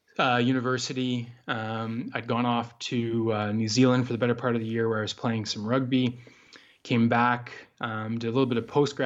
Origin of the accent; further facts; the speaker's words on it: Douglas, Ontario, Canada; I grew up in Eastern Canada in the province of Ontario in a pretty rural area. The closest town, I would have to say. Village, which we weren't even in. We were out on a farm outside this town or village. It's called Douglas, Ontario.